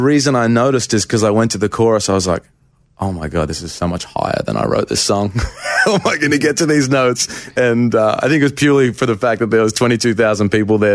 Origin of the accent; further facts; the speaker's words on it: Australia; moved away as an adult; now in Nashville, United States; I went back to Australia um, for a month at Christmas. And just, like, I went to my hometown